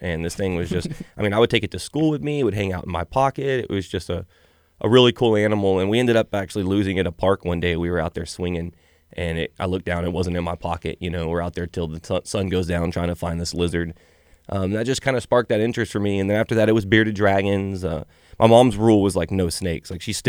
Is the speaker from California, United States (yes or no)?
no; Alvin, Texas, United States; So we're actually from Alvin.